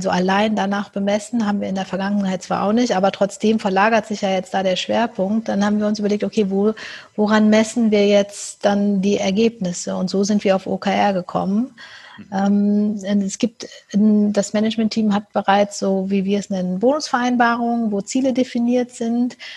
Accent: Cologne, North Rhine-Westphalia, Germany; Ich komme ähm, äh, aus Köln, wie ich schon gesagt habe

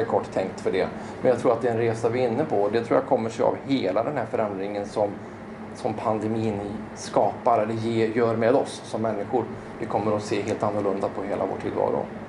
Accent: Skövde, Västra Götaland, Sweden; also born or lived in Tibro; född och uppvuxen i Skövde

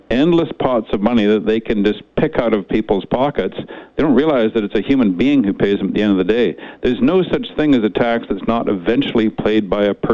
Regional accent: Kamloops, British Columbia, Canada; moved away; I grew up in Kamloops.

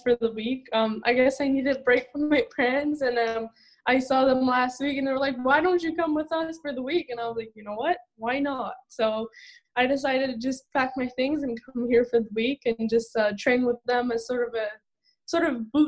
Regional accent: Laval, Quebec, Canada; I was born there, raised there in Laval, Quebec

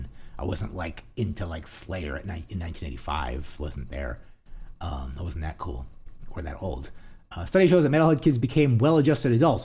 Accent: New Jersey, United States; because we're from New Jersey.

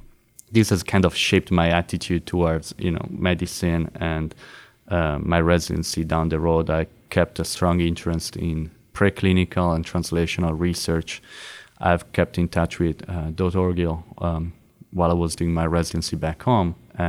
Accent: Milan, Lombardy, Italy; So I remember I attended a conference by chance in my hometown in Milano

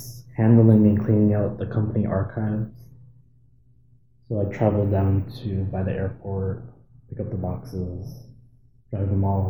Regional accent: Anchorage, Alaska, United States; Well, I'm from Anchorage, Alaska. I was born here, but my birth mom was from Kotzebue.

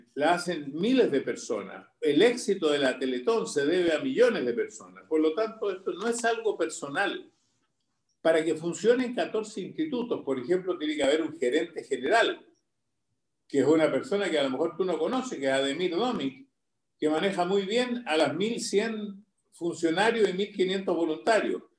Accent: Chile; moved away as an adult; now in Miami, United States; los que somos chilenos

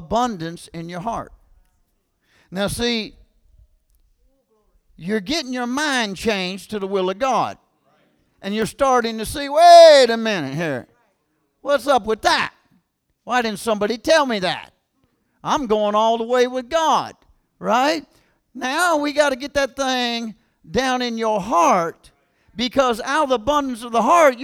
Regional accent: Kentucky, United States; I'm from Kentucky, man. I'm talking about small town. I'm talking about country boys and country school and all that stuff

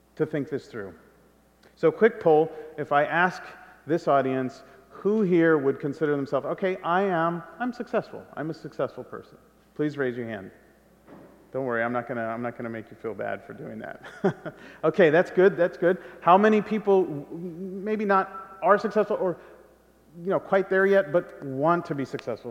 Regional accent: California, United States; I'm half Guatemalan and I grew up in California

